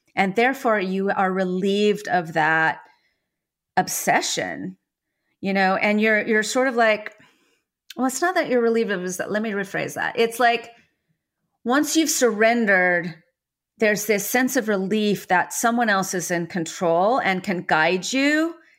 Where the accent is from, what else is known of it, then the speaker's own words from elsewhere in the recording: San Francisco, California, United States; I was born in San Francisco nine months after the summer of love